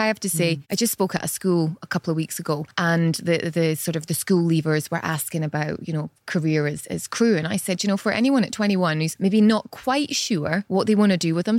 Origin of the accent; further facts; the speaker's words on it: Scotland, United Kingdom; moved away; I'm from Scotland.